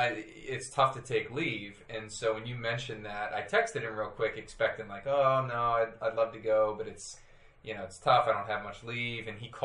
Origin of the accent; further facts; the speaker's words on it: North Carolina, United States; now in Pennsylvania, United States; I'm not from California. I'm from the East Coast, originally North Carolina, but I live in Pennsylvania now.